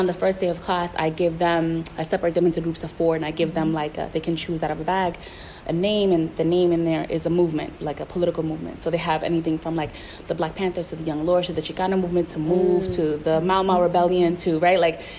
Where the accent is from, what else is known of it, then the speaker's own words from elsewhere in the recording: Puerto Rico; I was coming from the East Coast, and I was like, Puerto Ricans are the most oppressed people on the planet. Nobody understands our struggle, right?